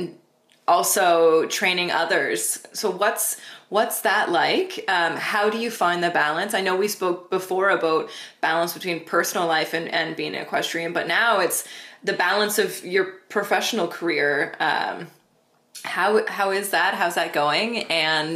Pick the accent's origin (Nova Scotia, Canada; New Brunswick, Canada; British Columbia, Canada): Nova Scotia, Canada; I am from Nova Scotia, Canada. So the Maritimes of Canada is like a very small, there's like a little maritime culture here